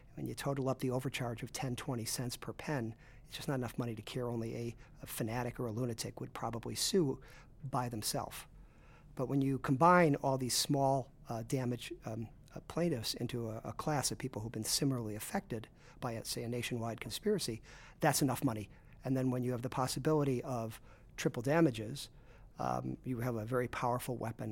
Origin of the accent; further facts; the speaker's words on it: Chicago, Illinois, United States; also born or lived in Brooklyn; I grew up in Chicago.